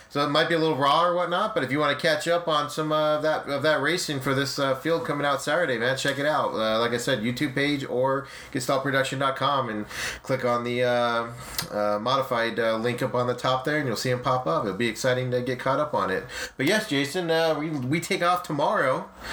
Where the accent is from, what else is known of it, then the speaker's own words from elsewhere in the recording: Arizona, United States; I'm from Arizona